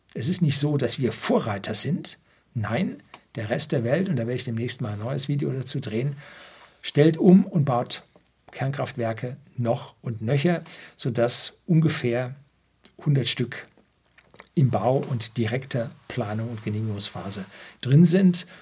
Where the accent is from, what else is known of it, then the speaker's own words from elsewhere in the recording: Upper Bavaria, Germany; Bei uns in Oberbayern, wo es gerade mal steinige, kiesige Böden gibt